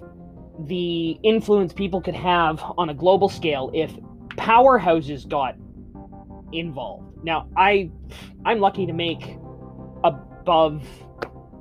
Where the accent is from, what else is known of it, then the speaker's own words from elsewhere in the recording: Canada; being Canadian, to being born in Canada